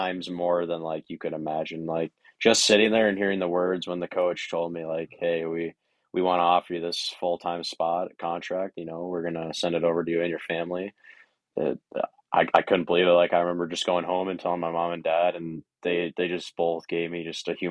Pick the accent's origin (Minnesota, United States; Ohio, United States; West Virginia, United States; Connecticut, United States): Minnesota, United States; Maplewood; I grew up in Maplewood, Minnesota, and actually went to Woodbury High School